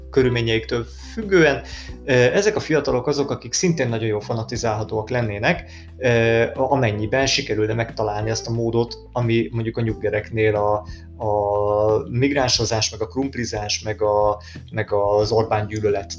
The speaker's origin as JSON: {"language": "Hungarian", "country": "Hungary", "said": "magyarok vagyunk"}